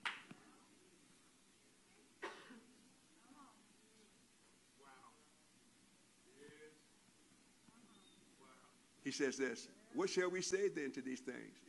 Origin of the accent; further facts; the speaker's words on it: Compton, California, United States; I grew up in Compton